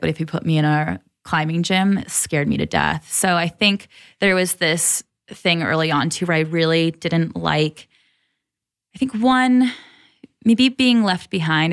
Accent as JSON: {"language": "English", "town": "Troy", "region": "Michigan", "country": "United States", "tie": "born or raised there", "also_born_or_lived": "San Diego, California / Kailua-Kona, Hawaii", "moved": "as an adult", "lives_now": "Colorado, United States", "said": "I grew up in Michigan, about an hour outside of Detroit. and spent probably until I was twenty-one or twenty-two there. So, Midwest, born and raised."}